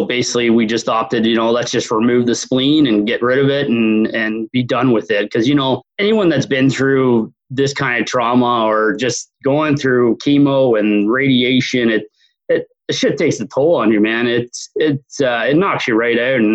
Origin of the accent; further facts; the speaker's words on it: Barrie, Ontario, Canada; I was born and raised Barrie, Ontario, Canada, here up north